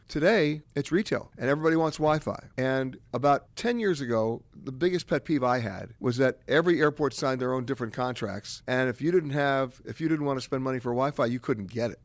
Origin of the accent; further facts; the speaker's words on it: New York City, New York, United States; moved away as an adult; also born or lived in Madison, Wisconsin; I grew up in New York City, but when I went to college, I was going to, to Madison, Wisconsin